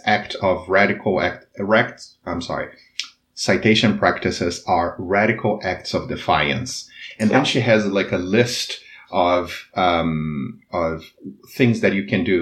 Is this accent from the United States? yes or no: no; Brazil; English is a second language; I knew from a very early age that in Brazil, that if I didn't speak English, I wouldn't be able to climb the social ladder.